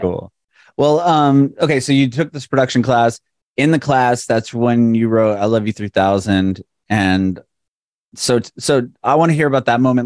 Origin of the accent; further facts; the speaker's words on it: San Diego, California, United States; moved away as an adult; now in Nashville, United States; I'm originally from San Diego, and uh, a couple years ago we moved to Nashville